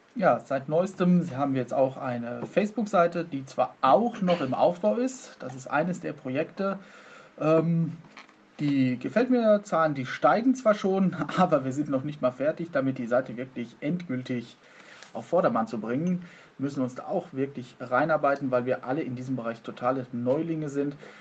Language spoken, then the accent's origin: German; Soest, North Rhine-Westphalia, Germany; ich komme aus Soest